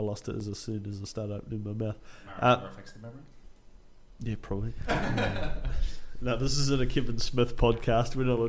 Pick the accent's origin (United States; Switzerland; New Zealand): New Zealand; As a New Zealander